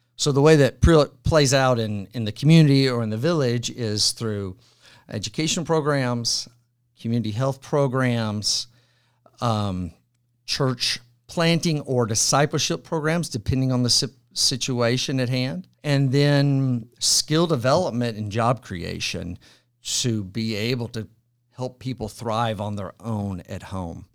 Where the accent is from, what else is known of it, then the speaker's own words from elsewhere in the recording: Franklin, Tennessee, United States; also born or lived in Madrid / Abilene; I am one of the rare folks from Franklin, Tennessee. I was born and raised here. and I live here now.